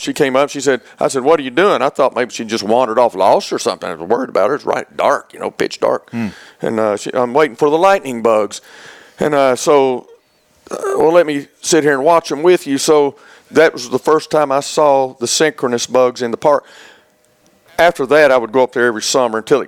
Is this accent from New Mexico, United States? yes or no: no; Auburn, Alabama, United States; moved away as an adult; also born or lived in Oak Ridge, Tennessee; I grew up in Auburn, Alabama, and went to Auburn and got a degree in fisheries down there